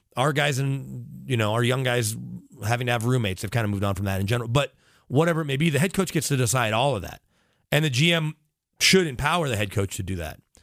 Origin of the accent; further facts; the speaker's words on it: Texas, United States; now in Denver, United States; growing up in Texas